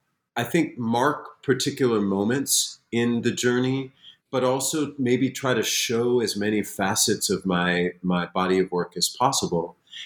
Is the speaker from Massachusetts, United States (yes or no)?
yes; Springfield, Massachusetts, United States; I grew up in Springfield, Massachusetts, and the library was this sacred place.